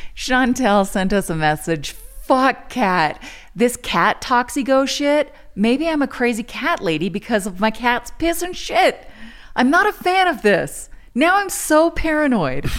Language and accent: English; Louisiana, United States; moved away as an adult; now in France; I'm from Louisiana